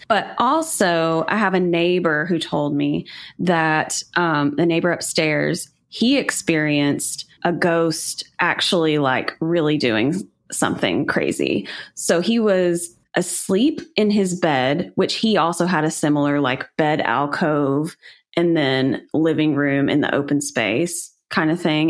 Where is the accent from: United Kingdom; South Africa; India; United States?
United States; Chattanooga, Tennessee; I'm from Chattanooga, which is kind of known for being a haunted city in some ways